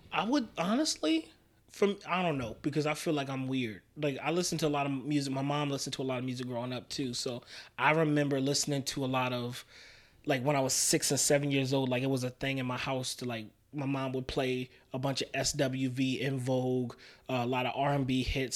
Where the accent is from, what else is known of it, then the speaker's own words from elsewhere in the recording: New York City, New York, United States; also born or lived in Albany, New York; I was raised in Queens. I was born in Albany, but was raised in Queens.